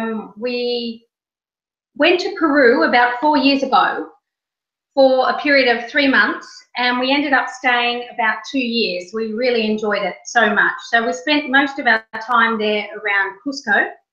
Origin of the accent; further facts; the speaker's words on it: Australia; now in Moncton, Canada; Well, I'm actually a wannabe Canadian. I was born in Australia, and I'm in the process of filing my paperwork to become a full-time Canadian.